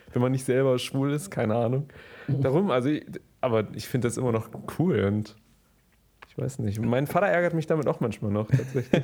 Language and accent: German; Germany; ich bin Deutscher